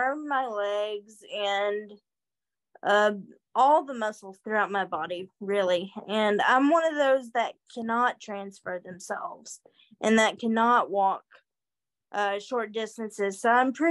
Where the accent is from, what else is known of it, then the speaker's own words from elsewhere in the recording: Murray, Kentucky, United States; I'm from Murray, Kentucky